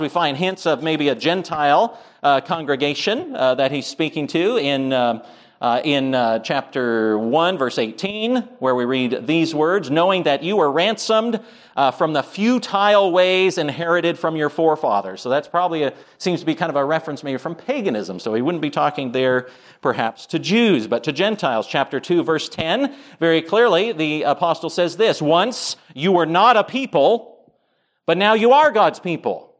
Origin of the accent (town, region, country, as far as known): United States